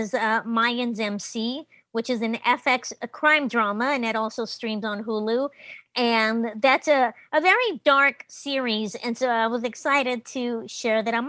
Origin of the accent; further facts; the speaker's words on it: Los Angeles, California, United States; also born or lived in Mexico; I am a Mexican immigrant. I was raised in Los Angeles, but I was born in Mexico